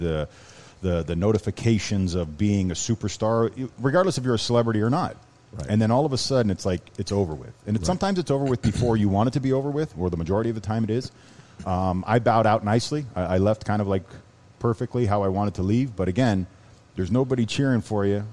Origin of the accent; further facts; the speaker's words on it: Canada; moved away; also born or lived in Miami; being a Canadian kid we never really traveled